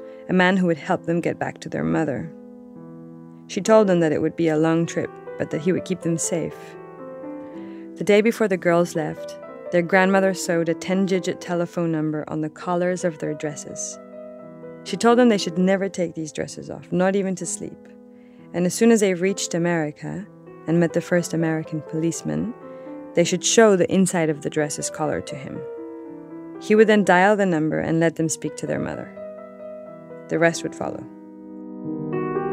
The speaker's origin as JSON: {"language": "English", "region": "Mexico City", "country": "Mexico", "moved": "as an adult", "lives_now": "United States", "said": "I'm from Mexico City"}